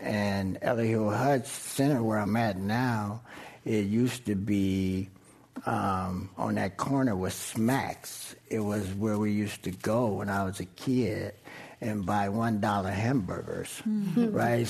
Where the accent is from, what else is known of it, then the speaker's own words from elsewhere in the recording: San Francisco, California, United States; I'm born and raised in the Western Addition. Went to Golden Gate. When I say truly born and raised, I was born at Mount Zion Hospital. I went to Golden Gate Elementary School, that's now Creative Arts.